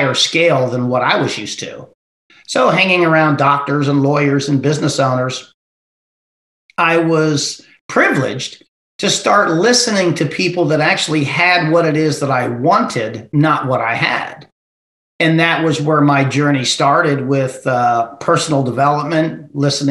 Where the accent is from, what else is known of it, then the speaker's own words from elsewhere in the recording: Ohio, United States; moved away as an adult; also born or lived in Texas; I was born and raised in Ohio, and I lived in the hill country